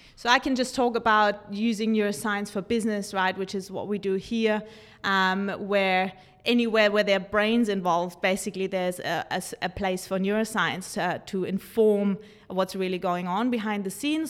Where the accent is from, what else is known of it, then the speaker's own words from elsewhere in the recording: Germany; moved away; growing up in Germany with two psychotherapists' parents